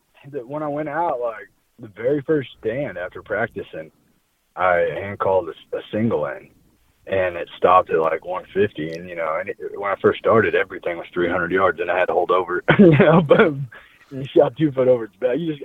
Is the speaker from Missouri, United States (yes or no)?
yes; Nevada, Missouri, United States; So, I grew up in Nevada, Missouri, which is where I was born and raised, which is just south of Harrisonville